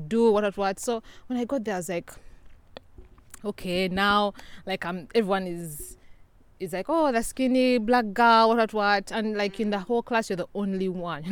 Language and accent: English; Uganda; moved away; I'm from a small country in East Africa called Uganda.